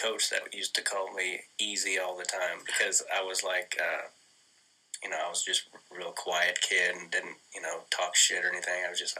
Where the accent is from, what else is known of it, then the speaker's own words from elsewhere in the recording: United States; moved away; also born or lived in Kansas / Arkansas; I grew up in Kansas and Arkansas